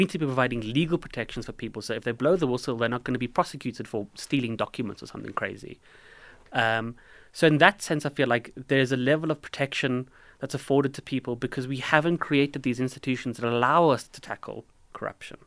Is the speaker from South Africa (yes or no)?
yes; South Africa; I say this as a South African